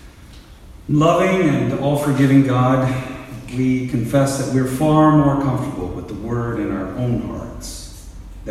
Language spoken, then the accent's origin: English; United States